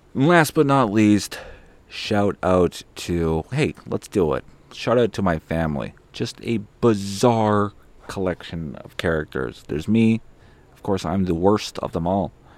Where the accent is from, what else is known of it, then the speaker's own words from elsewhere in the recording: Winnipeg, Manitoba, Canada; I'm from Winnipeg.